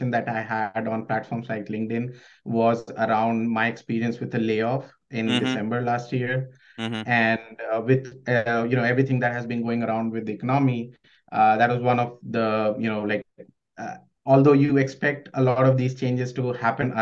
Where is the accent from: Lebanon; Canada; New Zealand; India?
India; moved away as an adult; now in United States; I'm originally from India